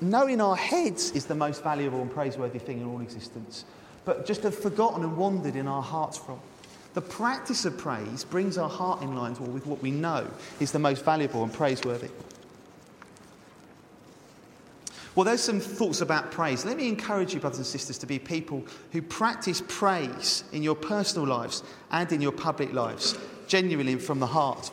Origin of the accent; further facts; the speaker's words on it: England, United Kingdom; because we're English.